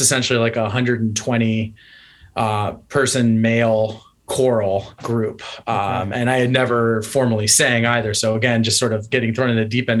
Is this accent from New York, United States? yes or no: no; North Central Ohio, United States; moved away; also born or lived in Cincinnati, Ohio; I'm from North Central Ohio, much closer to like Cleveland